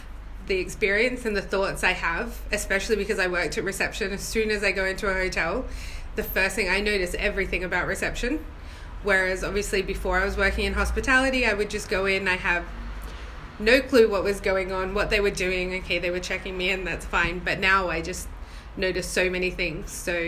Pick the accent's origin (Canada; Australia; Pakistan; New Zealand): Australia; moved away as an adult; now in England; My adventure was a little bit bigger than mini, and I moved over from Australia in 2012, so it was an adjustment, but I'm used to a northern accent.